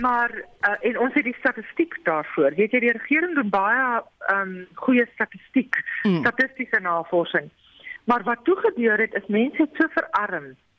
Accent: South Africa; as Suid-Afrikaners

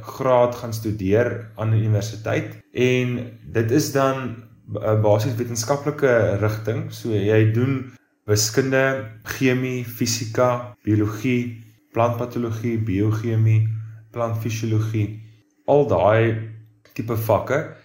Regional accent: Bellville, Western Cape, South Africa; moved away as an adult; also born or lived in Stellenbosch; now in Jeffreys Bay, South Africa; ek is oorspronklik van Bellville in die Wes-Kaap

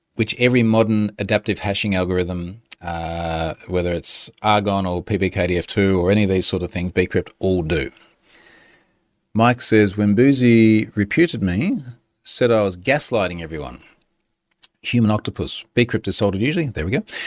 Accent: Australia; I'm Australian

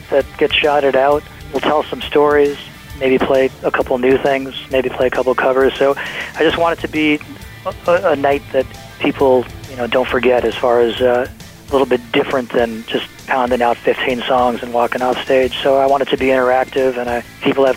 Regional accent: Milwaukee, Wisconsin, United States; We're from Milwaukee

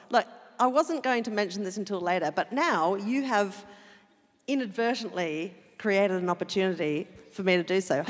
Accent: Adelaide, South Australia, Australia; I'm from Adelaide

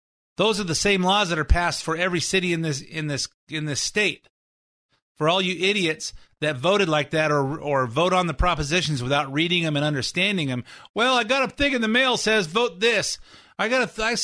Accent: California, United States; as a Californian

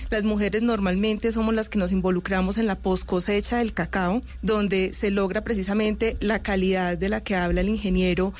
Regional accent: Colombia

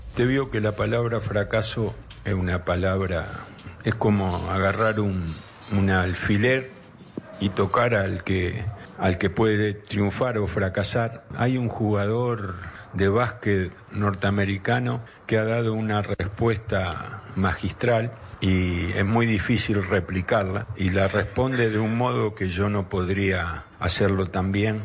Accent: Argentina; Estoy orgulloso de ser argentino. Me gusta ser argentino y amo al fútbol de mi país

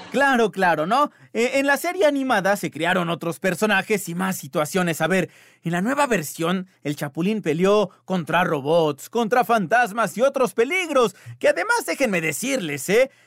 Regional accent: Mexico; está en nuestro ADN como mexicanos todo esto

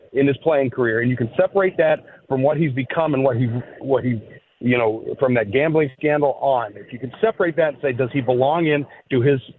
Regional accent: Cincinnati, Ohio, United States; I grew up in Cincinnati in the mid-70s

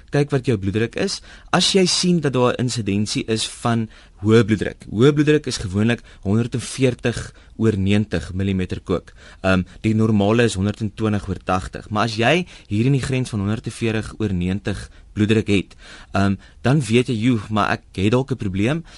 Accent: South Africa; ons as Suid-Afrikaners

